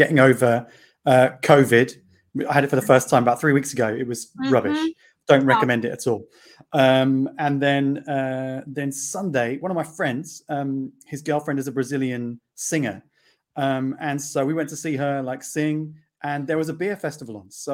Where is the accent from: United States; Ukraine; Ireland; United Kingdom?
United Kingdom; England; now in Portugal; I'm from England, but I live in Portugal.